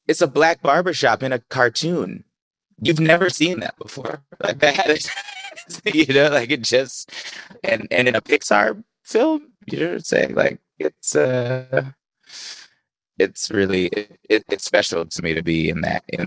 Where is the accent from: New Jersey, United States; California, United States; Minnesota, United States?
California, United States; Bay Area; I grew up in the Bay Area